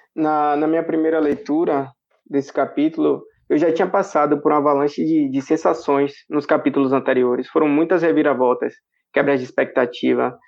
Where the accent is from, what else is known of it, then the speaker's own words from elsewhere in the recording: São Félix, Bahia, Brazil; Eu sou de São Félix, na Bahia.